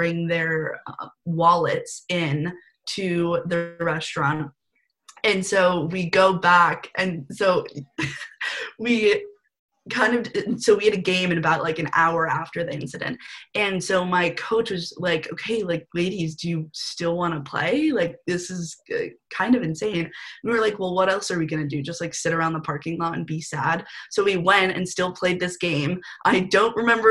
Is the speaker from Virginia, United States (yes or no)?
no; California, United States; moved away as an adult; now in Washington, D.C., United States; I'm originally from California, so coming all the way to different coasts was definitely a little risky move